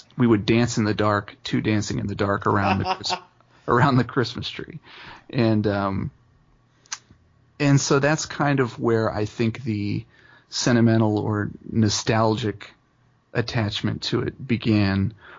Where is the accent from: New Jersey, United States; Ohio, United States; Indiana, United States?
Ohio, United States; Dayton; I'm a singer-songwriter born and raised in Dayton, Ohio.